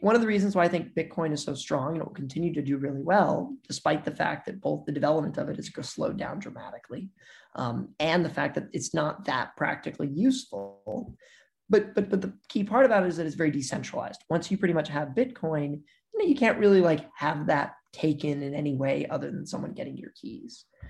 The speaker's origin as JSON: {"language": "English", "region": "Missouri", "country": "United States", "said": "I'm from Missouri, and in Missouri, you know, we're like the show me state"}